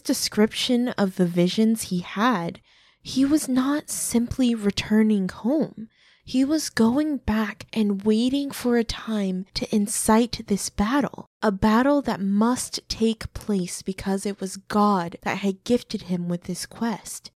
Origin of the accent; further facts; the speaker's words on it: Midwest, United States; we're from the Midwest